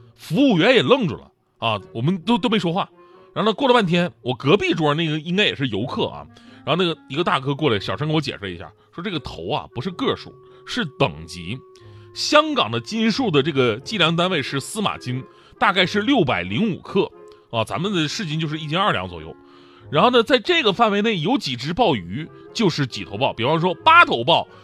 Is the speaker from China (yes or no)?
yes; Northeast China, China; moved away as an adult; 作为东北人